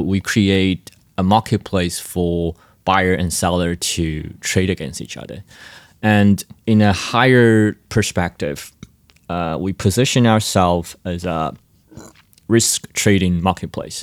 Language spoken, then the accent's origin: English; Taiwan; I'm from Taiwan and currently based in Taiwan.